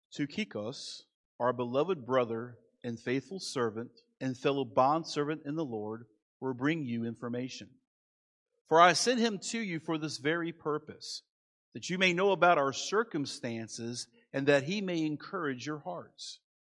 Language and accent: English; Manassas, Virginia, United States; moved away; I grew up in Manassas.